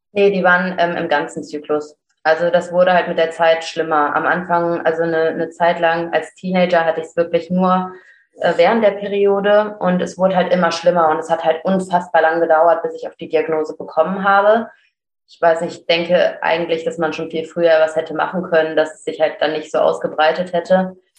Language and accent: German; Cologne, North Rhine-Westphalia, Germany; Ich komme aus Köln